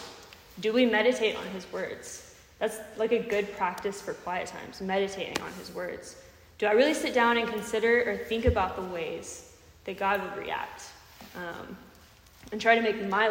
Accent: Texas, United States; now in Tennessee, United States; I'm from Texas

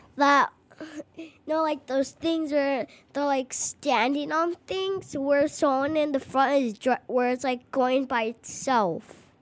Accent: Chicago, Illinois, United States; I'm from Chicago

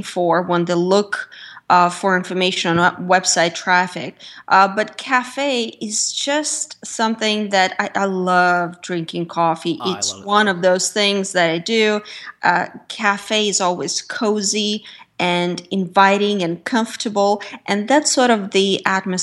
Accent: Russia; moved away; I was born and raised in Russia.

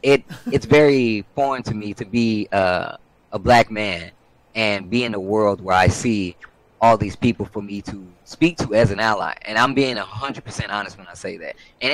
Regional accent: Midwest, United States; I'm from the Midwest. I am from a red state. I am 36 years old.

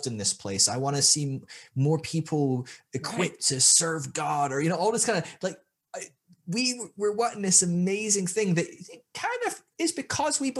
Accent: Scotland, United Kingdom; moved away as an adult; also born or lived in Sydney, Australia; I was from Scotland, which is a white ass place

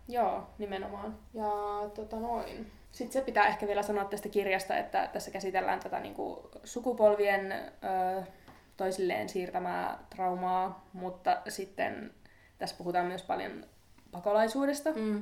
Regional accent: northern Finland, Finland; moved away; mistä mekin ollaan kotoisin pohjoisesta

